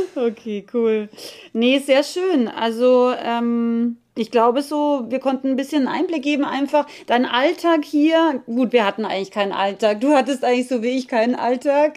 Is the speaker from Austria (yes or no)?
yes; Austria; als Österreicherin